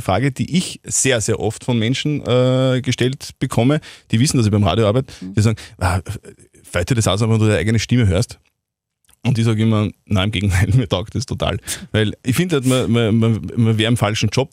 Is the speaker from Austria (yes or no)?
yes; Wels, Upper Austria, Austria; bei uns in Wels am Faustballplatz